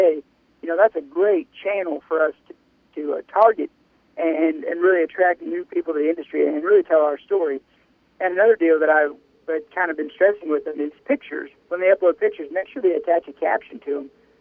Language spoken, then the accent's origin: English; Miller, Missouri, United States; I'm from Miller, Missouri, down in Southwest. I grew up on a beef production farm down there